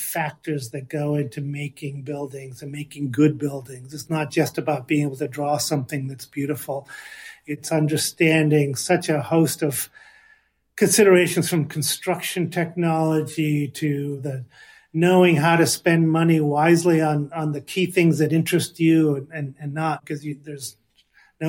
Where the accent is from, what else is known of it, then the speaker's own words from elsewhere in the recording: Los Angeles, California, United States; Growing up in Los Angeles in the 60s, those are my sort of teenage years and early high school years in the early 70s